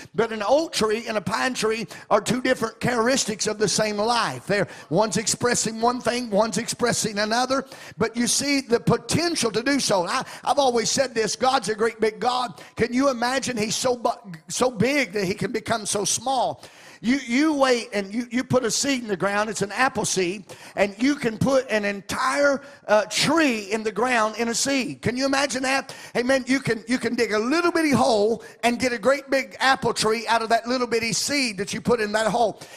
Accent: Arkansas, United States; moved away as an adult; now in Ohio, United States; I come from Arkansas originally before I, Lord transplanted me into Ohio.

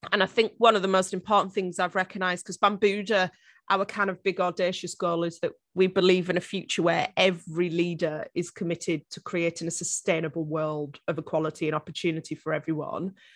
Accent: northeast coast of England, North East England, United Kingdom; I actually grew up on the northeast coast of England, as you can probably tell by my very strong Game of Thrones accent.

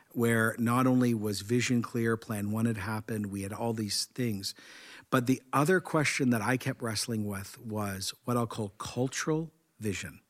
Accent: Canada; I'm Canadian

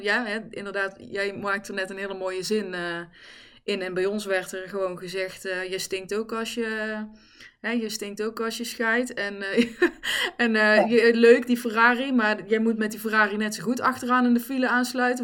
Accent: the Kempen, North Brabant, Netherlands; also born or lived in Helmond; ik ben in Helmond geboren overigens. Eh, daar ben ik weggegaan, daar weet ik ook heel weinig nog van. En ben ik in de Kempen beland. Dus ik heb in Eersel gewoond, in Bladel, in Reuzel

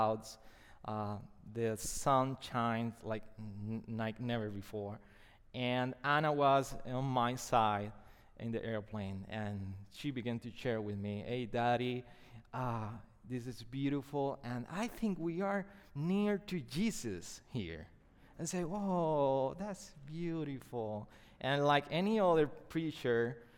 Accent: Puerto Rico; first language Spanish; English is a second language; my first language is not English, it's Spanish.

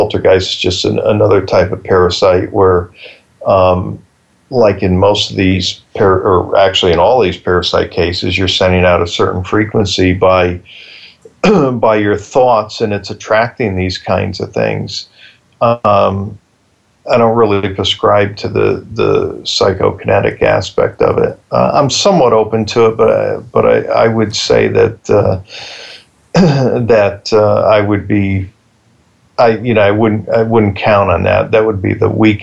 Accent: Bridgeport, Connecticut, United States; I grew up in Bridgeport. I was 10 when it happened

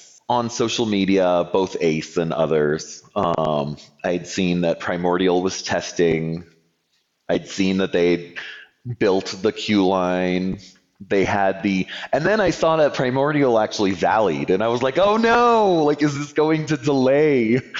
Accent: Toronto, Ontario, Canada; So I grew up in a suburb of Toronto, Canada. And my home park was Canada's Wonderland.

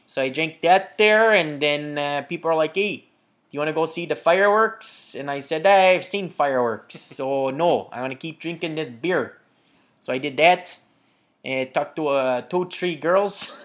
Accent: Chicago, Illinois, United States; we're proud of being American and of being a Chicagoan in America

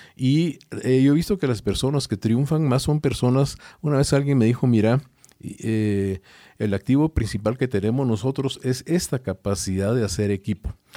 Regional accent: Guatemala; yo soy de Guatemala

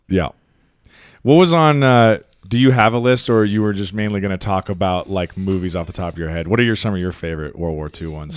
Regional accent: United States; as an American citizen

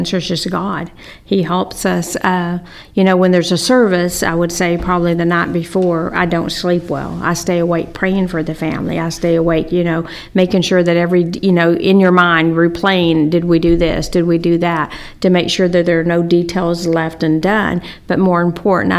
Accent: Wylie, Texas, United States; I grew up in Wiley and graduated from Wiley High School mm-hmm. and was in Wiley all my life until me and Ronnie got married.

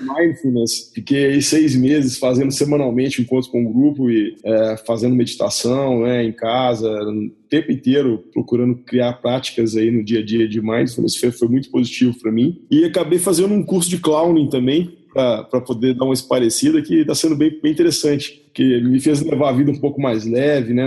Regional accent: Belo Horizonte, Minas Gerais, Brazil; moved away as an adult; also born or lived in Maranhão / Liège, Belgium / Romania; now in Curitiba, Brazil; Sou mineiro de Belo Horizonte

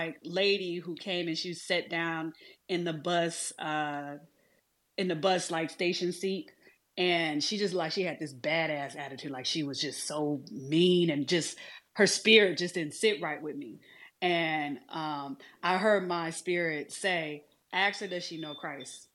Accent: Detroit, Michigan, United States; I grew up in Detroit

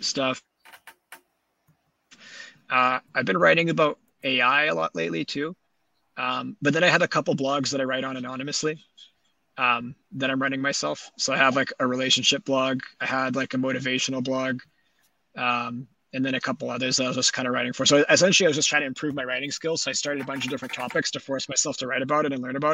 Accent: Winnipeg, Manitoba, Canada; also born or lived in Vancouver; when I was growing up, like my high school was all about volleyball. The city in general is more like hockey

